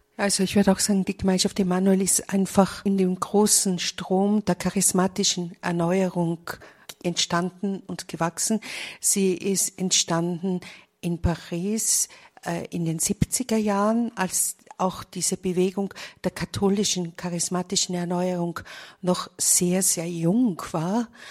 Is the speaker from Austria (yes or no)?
yes; Vienna, Austria; now in Munich, Germany; Ich bin eigentlich auch eine Wienerin. Allerdings lebe ich zurzeit in München